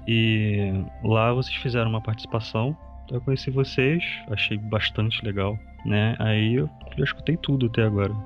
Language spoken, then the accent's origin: Portuguese; Rio de Janeiro, Brazil; eu sou do Rio de Janeiro e atualmente eu estudo